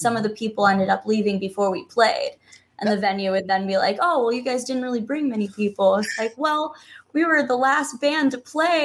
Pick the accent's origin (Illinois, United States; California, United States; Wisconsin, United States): Wisconsin, United States; we're a band from Wisconsin